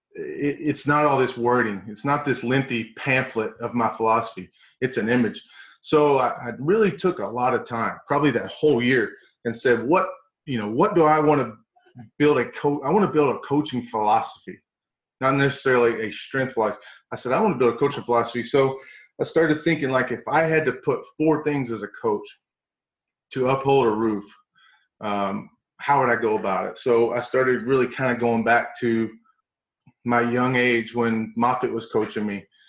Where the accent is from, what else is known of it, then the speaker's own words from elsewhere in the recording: East Tennessee, United States; moved away as an adult; also born or lived in Southern California; I leave East Tennessee for the first time my whole life